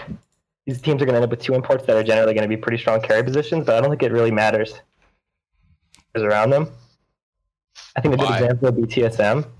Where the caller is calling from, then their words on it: New York City, New York, United States; calling from Brooklyn, New York.